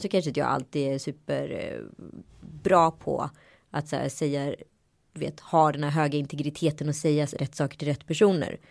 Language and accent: Swedish; Sweden; also born or lived in Örebro / Strömstad; now in Stockholm, Sweden; jag är ju uppvuxen i Örebro och mm. Strömstad